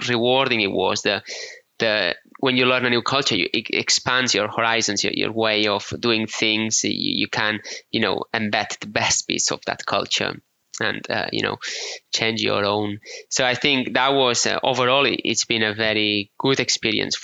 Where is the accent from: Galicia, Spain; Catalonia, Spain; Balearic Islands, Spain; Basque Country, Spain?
Balearic Islands, Spain; Menorca; accent: Menorcan; English is a second language; moved away as an adult; also born or lived in Barcelona / United Kingdom; we islanders are quite isolated from the rest of the world